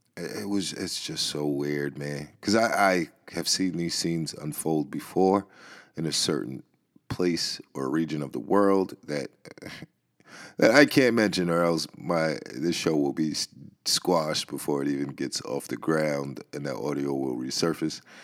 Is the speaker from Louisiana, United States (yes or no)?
no; New York City, New York, United States; I grew up in the Bronx